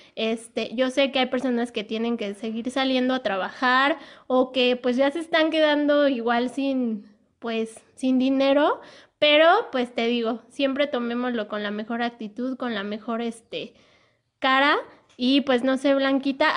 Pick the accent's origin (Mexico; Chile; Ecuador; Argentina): Mexico; como mexicanos